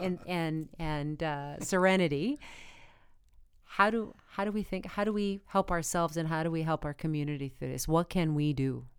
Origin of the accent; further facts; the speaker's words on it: Arizona, United States; moved away; I come from a really small town in Arizona